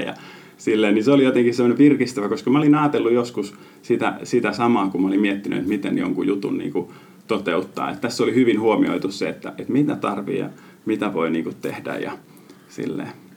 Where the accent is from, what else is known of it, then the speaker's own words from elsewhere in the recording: Finland; moved away as an adult; mä oon Suomesta